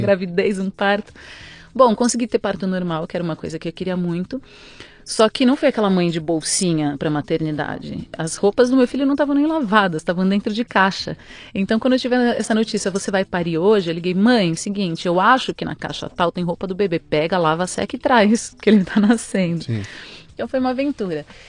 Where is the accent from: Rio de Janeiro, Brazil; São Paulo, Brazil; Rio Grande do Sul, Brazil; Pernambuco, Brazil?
São Paulo, Brazil; Eu nasci em São Paulo, sou paulistana da Avenida Paulista